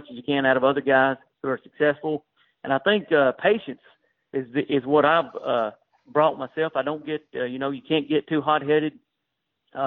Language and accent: English; Waynesboro, Tennessee, United States; now in Mount Pleasant, United States; where I grew up in Waynesboro, Tennessee